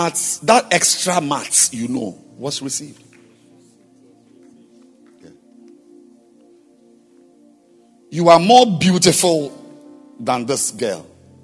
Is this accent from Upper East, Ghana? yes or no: yes; Bolgatanga, Upper East, Ghana; Or I was raised in Bolgatanga and he was raised in Accra, so I'm greater.